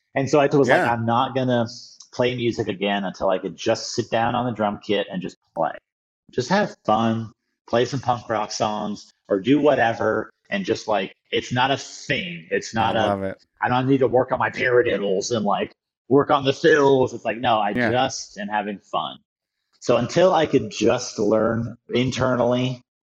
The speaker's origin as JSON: {"language": "English", "area": "outside DC", "region": "Northern Virginia", "country": "United States", "tie": "born or raised there", "said": "I grew up outside DC in Northern Virginia, in the super suburby, you know, area"}